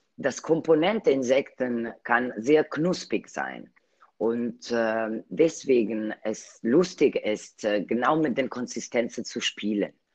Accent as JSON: {"language": "German", "country": "Italy", "second_language": "German", "moved": "yes", "said": "als Italienerin"}